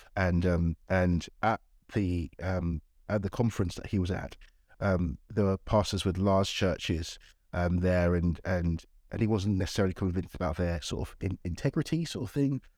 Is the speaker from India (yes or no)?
no; Nigeria; moved away; I was born in Nigeria